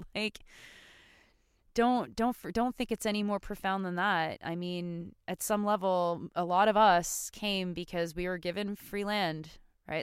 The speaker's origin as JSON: {"language": "English", "country": "Canada", "said": "we as Canadian citizens"}